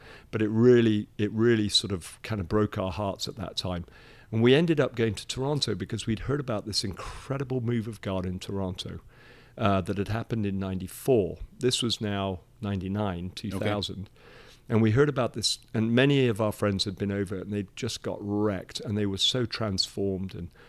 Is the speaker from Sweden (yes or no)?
no; Nigeria; moved away as an adult; So I was born in Nigeria in West Africa and lived there for 18 years. Called that home.